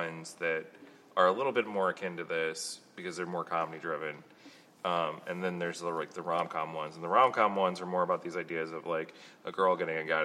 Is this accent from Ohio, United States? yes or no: yes; Ohio, United States; moved away; we had basements in Ohio